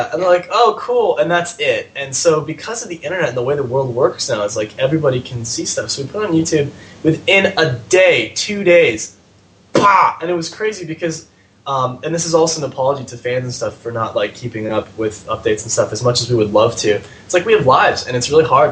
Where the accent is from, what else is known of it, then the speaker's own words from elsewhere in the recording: San Francisco, California, United States; I'm from San Francisco